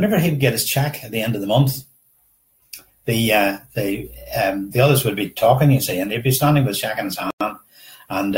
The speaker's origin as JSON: {"language": "English", "town": "Downpatrick", "region": "Northern Ireland", "country": "United Kingdom", "tie": "born or raised there", "said": "we grew up, I'm from Downpatrick, and we grew up in Downpatrick"}